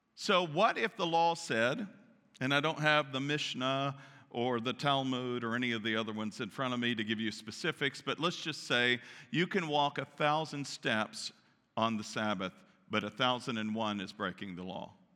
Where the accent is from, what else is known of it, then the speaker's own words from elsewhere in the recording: Central Kentucky, United States; moved away; I was raised in Kentucky, Central Kentucky, Church of God